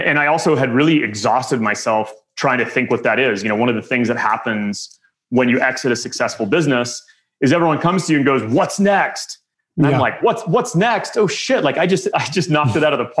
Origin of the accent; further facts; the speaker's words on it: Midland, Texas, United States; moved back to my hometown, Midland, Texas